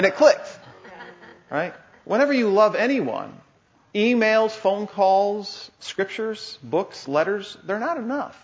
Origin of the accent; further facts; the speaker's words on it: Paw Paw, Michigan, United States; I grew up in Pawpaw, Michigan